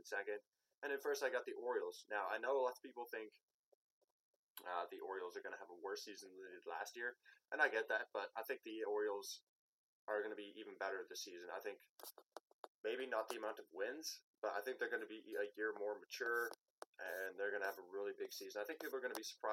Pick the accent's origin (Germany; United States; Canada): Canada